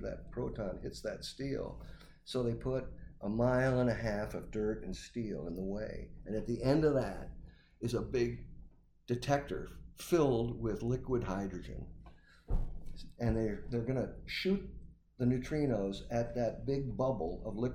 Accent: near Batavia, Illinois, United States; also born or lived in Fort Collins, Colorado; at Batavia, Illinois, right outside my hometown

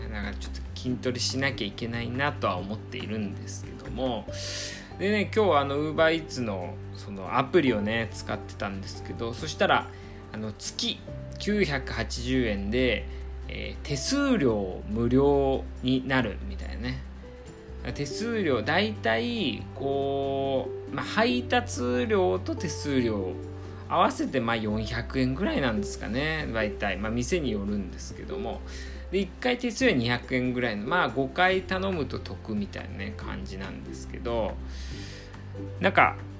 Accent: Iwate, Japan; moved away; 僕のねあの地元の岩手もまあ、もちろんね東北なんで

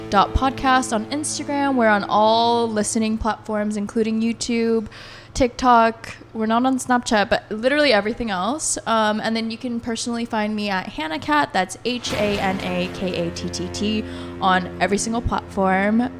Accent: Colorado, United States; I grew up in Colorado

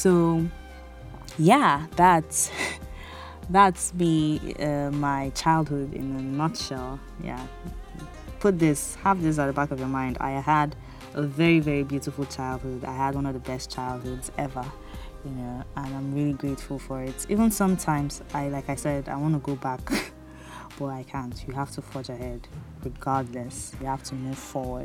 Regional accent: Bonny, Rivers State, Nigeria; moved away as an adult; So I grew up in Bonny, a small town where everywhere was trekkable

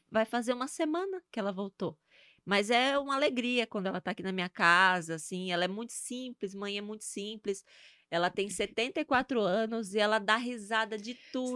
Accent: Itabaiana, Sergipe, Brazil; accent: nordestina; moved away as an adult; also born or lived in Aracaju / Cuiabá; now in Curitiba, Brazil; de Sergipe, né? Eu nasci em Aracaju, mas a minha vida até os 20 anos. É, 20 não, 23. 23 anos, 24, que eu morei em Sergipe, né, com a minha mãe lá em Itabaiana.

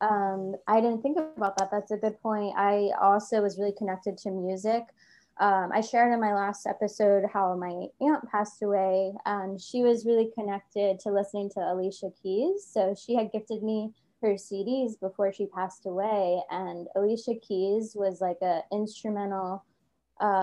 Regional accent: Easton, Pennsylvania, United States; moved away as an adult; also born or lived in Philadelphia, Pennsylvania; my hometown of Easton, Pennsylvania, but at the time I was living in Philadelphia

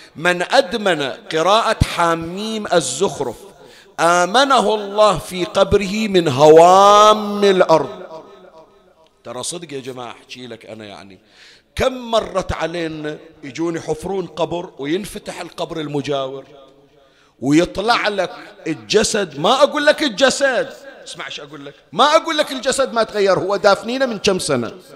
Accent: Bahrain; عندنا بالبحرين

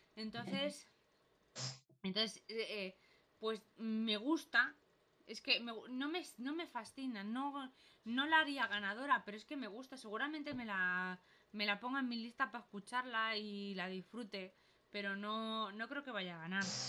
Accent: Spain; todos somos españoles

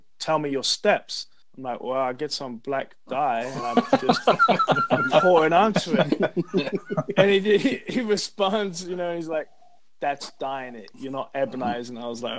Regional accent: United Kingdom; I'm British.

